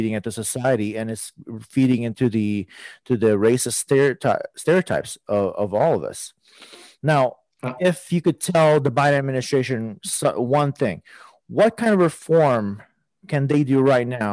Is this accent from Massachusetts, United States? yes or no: no; South Texas, United States; I grew up in South Texas.